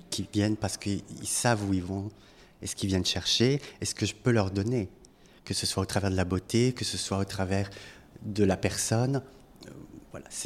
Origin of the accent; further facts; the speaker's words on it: France; moved away as an adult; also born or lived in Brussels, Belgium; Je suis français.